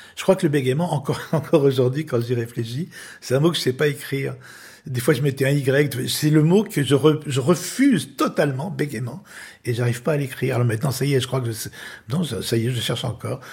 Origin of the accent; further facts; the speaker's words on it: Lyon, Auvergne-Rhône-Alpes, France; j'ai été élevé à Lyon